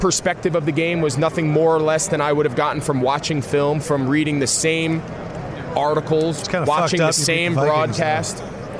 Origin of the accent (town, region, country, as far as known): New Jersey, United States